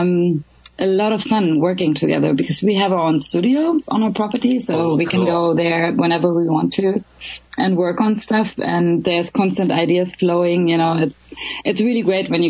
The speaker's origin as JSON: {"language": "English", "region": "Berlin", "country": "Germany", "tie": "born or raised there", "also_born_or_lived": "Los Angeles, United States / London, United Kingdom / Sweden", "moved": "as an adult", "lives_now": "Stockholm area, Sweden", "said": "I was born and raised in Berlin"}